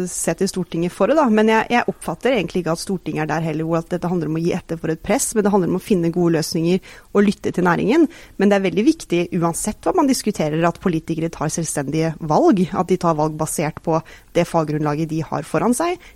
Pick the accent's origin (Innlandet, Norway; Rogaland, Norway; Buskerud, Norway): Rogaland, Norway; Stavanger; Jeg er selv fra Stavanger.